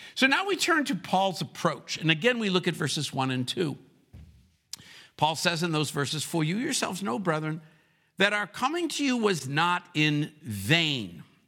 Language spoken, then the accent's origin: English; Rochester, New York, United States; moved away as an adult; also born or lived in the South (US); now in the South, United States; my hometown is Rochester, New York, but I've been living in the South for thirty-one years